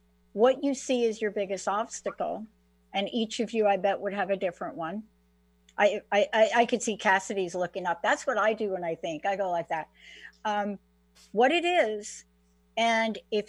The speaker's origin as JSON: {"language": "English", "region": "New Jersey", "country": "United States", "tie": "born or raised there", "said": "growing up in New Jersey, I was walking on the beach at the Jersey Shore"}